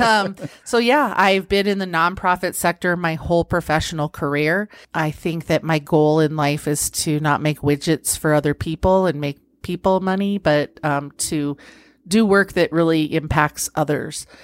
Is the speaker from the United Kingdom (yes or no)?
no; Pueblo, Colorado, United States; also born or lived in Nebraska; I was born and raised in Pueblo.